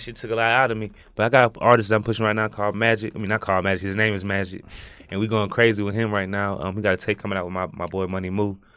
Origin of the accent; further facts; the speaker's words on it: Houston, Texas, United States; born and raised in Fergus Homes from the north side